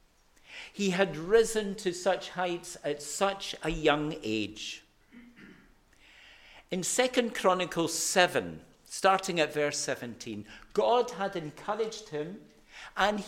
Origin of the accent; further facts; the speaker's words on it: Glasgow, Scotland, United Kingdom; I'm a Glaswegian